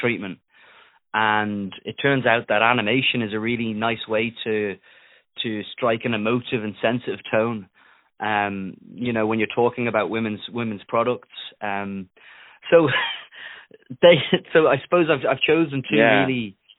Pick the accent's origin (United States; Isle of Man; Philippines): Isle of Man; accent: Isle of Man; my accent because it's an Isle of Man accent, so it's a little bit strange